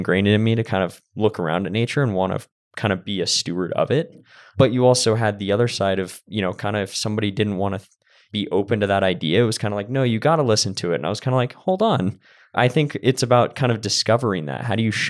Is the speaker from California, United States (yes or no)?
yes; Santa Cruz, California, United States; growing up in Santa Cruz, California, I mean, I grew up across the street from Redwood Forest.